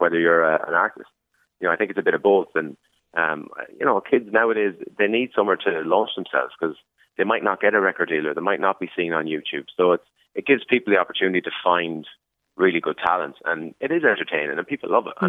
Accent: Sligo, Connacht, Ireland; growing up in Sligo

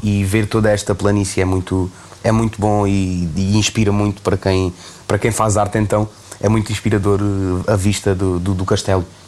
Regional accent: Beja, Alentejo, Portugal; moved away as an adult; now in Lisbon, Portugal; foram momentos muito felizes que eu passei aqui em Beja na, na, minha infância

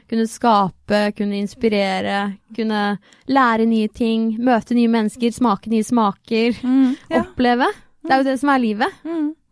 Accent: Trøgstad, Østfold, Norway; jeg kommer jo fra Trøgstad

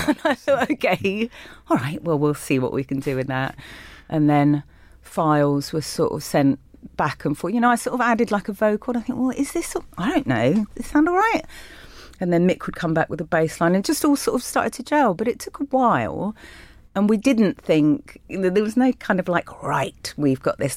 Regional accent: London, United Kingdom; I did grow up in London, in Willesden

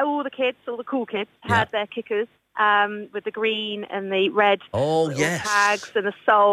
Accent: Cheltenham, South West England, United Kingdom; I'm from Cheltenham.

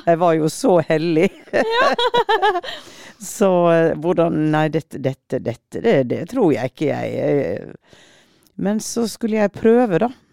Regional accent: Western Norway, Norway; jeg er vestlending

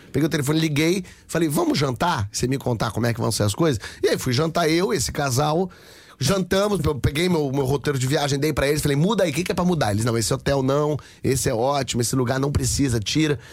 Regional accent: Rio de Janeiro, Brazil; Eu sou do Rio de Janeiro.

